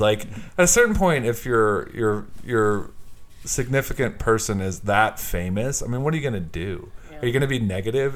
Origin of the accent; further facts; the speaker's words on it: Houston, Texas, United States; somebody who's from around Houston